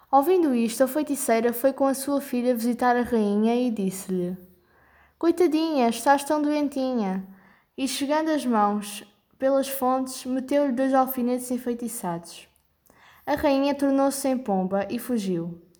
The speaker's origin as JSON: {"language": "Portuguese", "country": "Portugal", "said": "tenho 13 anos e sou de Portugal"}